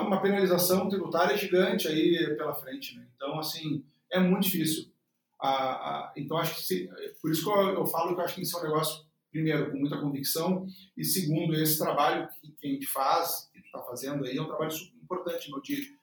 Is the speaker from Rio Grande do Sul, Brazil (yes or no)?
yes; Porto Alegre, Rio Grande do Sul, Brazil; sou natural de Porto Alegre, uh, nascido no Hospital Luiz de Vento